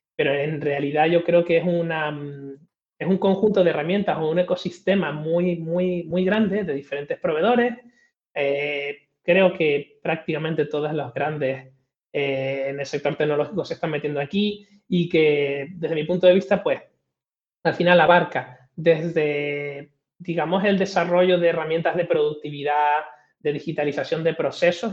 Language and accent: Spanish; Tenerife, Canary Islands, Spain; also born or lived in Madrid; Soy, soy canario de Tenerife, eh, aunque paso más tiempo casi en Madrid que en Canarias